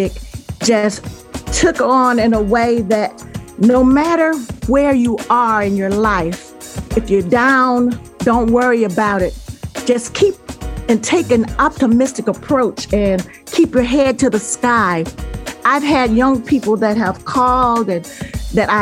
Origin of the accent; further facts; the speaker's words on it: Chicago, Illinois, United States; I'm from the Chicago area